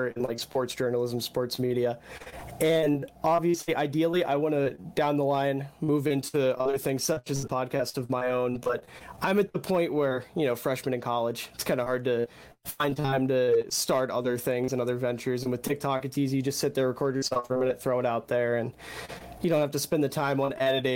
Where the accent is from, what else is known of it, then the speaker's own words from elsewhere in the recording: Maryland, United States; I'm from Maryland